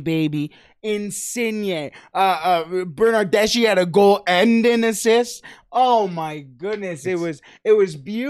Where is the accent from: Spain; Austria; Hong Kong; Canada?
Canada; we are Canadian.